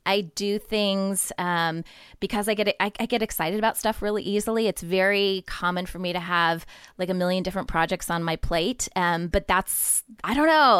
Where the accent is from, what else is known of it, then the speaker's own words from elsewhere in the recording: Ohio, United States; moved away as an adult; also born or lived in Upper Peninsula of Michigan; now in San Diego, United States; I grew up in Ohio